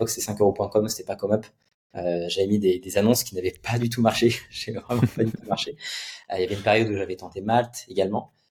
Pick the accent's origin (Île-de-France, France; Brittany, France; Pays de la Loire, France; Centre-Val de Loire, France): Pays de la Loire, France; Nantes; À Nantes. Ok. À Nantes. J'étais à Nantes